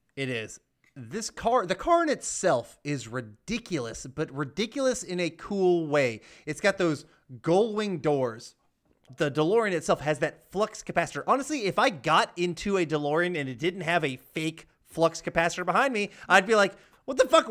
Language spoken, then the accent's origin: English; Georgia, United States; I'm from Georgia